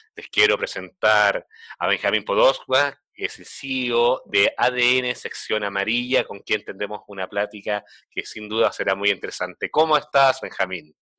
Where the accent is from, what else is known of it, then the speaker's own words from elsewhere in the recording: Chile; moved away as an adult; now in Mexico; soy de Chile, pero bueno, vivo acá con hijos mexicanos hace casi 14, 15 años ya